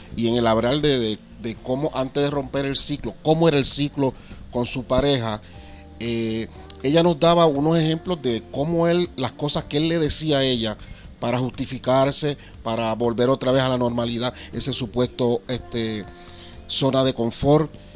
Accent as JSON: {"language": "Spanish", "country": "Puerto Rico", "said": "de Puerto Rico"}